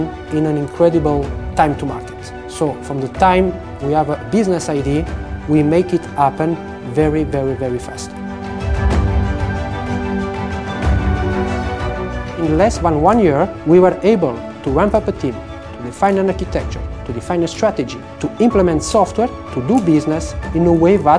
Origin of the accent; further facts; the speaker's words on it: Monaco; moved away as an adult; also born or lived in Braga, Portugal / Lisbon, Portugal / Porto, Portugal; now in Italy; I am a son of Portuguese immigrants. I grew up in Monaco, in south of France.